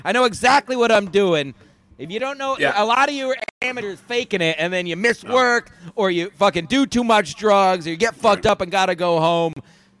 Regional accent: Fairfield County, Connecticut, United States; I grew up in Fairfield County, so I've been drinking since I was 16.

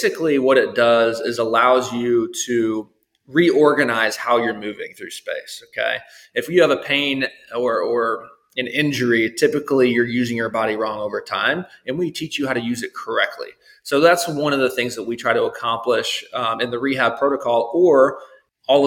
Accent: Tennessee, United States; also born or lived in St. Louis, Missouri; now in Daniel Island, United States; We wanted to come back to the South because I'm from Tennessee

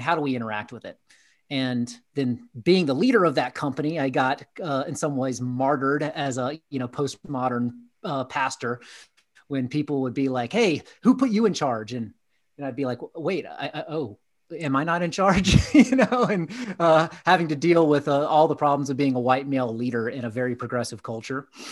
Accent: Atlanta, Georgia, United States; I grew up in Southeast, uh, United States in Atlanta, Georgia

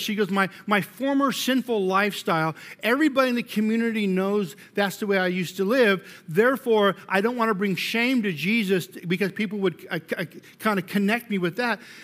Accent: Colorado, United States; I'm from Colorado

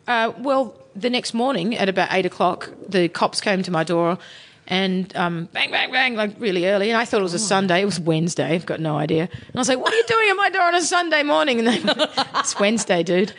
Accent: Sydney, New South Wales, Australia; moved away; I'm from Sydney.

